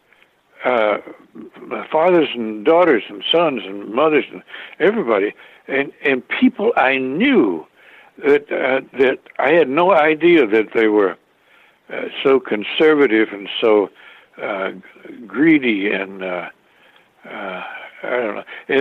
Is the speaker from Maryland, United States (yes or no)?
no; Carthage, Tennessee, United States; now in California, United States; I grew up in the South eating fried food